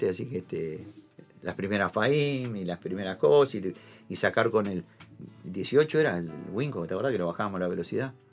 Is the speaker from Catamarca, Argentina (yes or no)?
no; Buenos Aires, Argentina; yo soy del barrio de Colegiales, de, imagínate, Algodonera, la villa de la Vuelta de, Dorrego